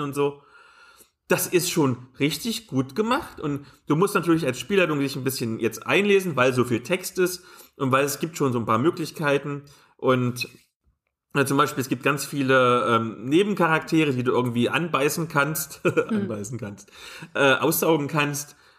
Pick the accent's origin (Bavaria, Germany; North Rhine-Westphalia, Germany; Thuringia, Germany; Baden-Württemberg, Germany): Thuringia, Germany; near Nordhausen; moved away; Nordhausen liegt gar nicht so weit weg von diesem kleinen Kaff, wo ich aufgewachsen bin